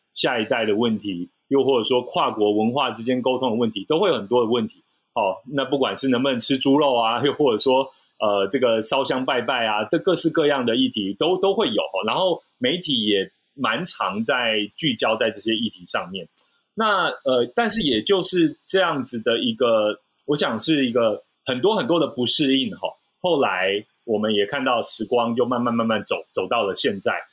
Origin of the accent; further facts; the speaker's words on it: Taiwan; 像我们一样所谓土生土长的台湾人